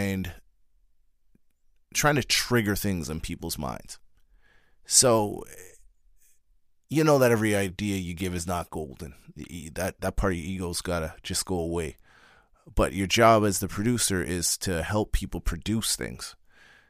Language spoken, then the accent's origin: English; Trinidad & Tobago; as a Trinidadian